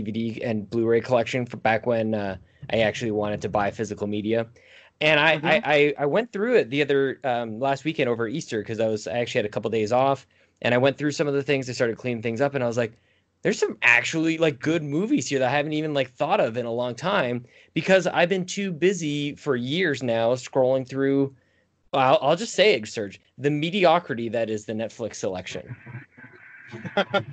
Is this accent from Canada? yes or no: yes; Canada; I'm Canadian